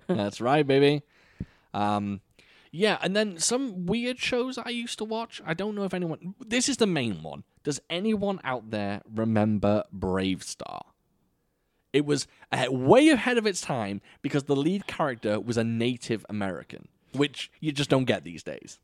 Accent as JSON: {"language": "English", "country": "United Kingdom", "said": "as a Brit"}